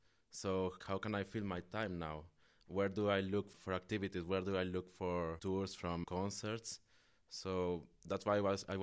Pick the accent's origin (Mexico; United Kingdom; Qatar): Mexico; also born or lived in Nicaragua; now in Netherlands; I'm from Mexico and Nicaragua, from both countries.